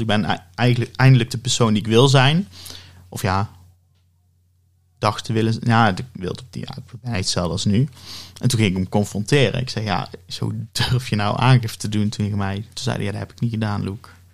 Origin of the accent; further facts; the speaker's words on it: Oss, North Brabant, Netherlands; ik ben eh, geboren en getogen in Os